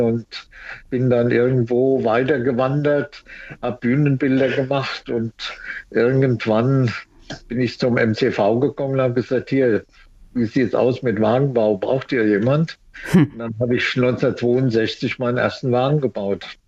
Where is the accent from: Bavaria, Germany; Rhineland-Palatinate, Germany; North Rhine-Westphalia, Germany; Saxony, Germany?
Rhineland-Palatinate, Germany; Mainz; ich bin ja Mainzer und bin 40 geboren